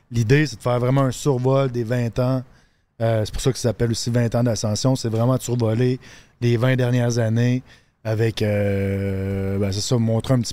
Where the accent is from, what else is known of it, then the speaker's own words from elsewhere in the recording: Quebec, Canada; j'ai grandi en Abitibi. Je suis parti deux ans vivre avec mon père en Ontario, à Thunder Bay.